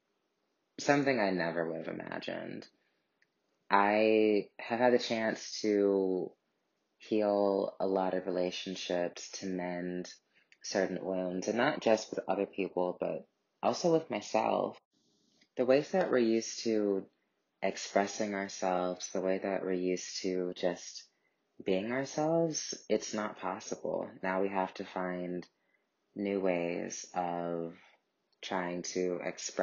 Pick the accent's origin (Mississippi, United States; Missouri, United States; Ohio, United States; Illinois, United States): Missouri, United States; St. Louis; moved away as an adult; also born or lived in New York; I'm calling from St. Louis, Missouri